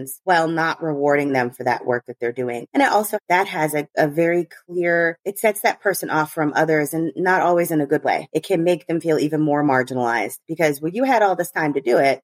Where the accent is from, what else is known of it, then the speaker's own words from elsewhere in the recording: United States; I'm American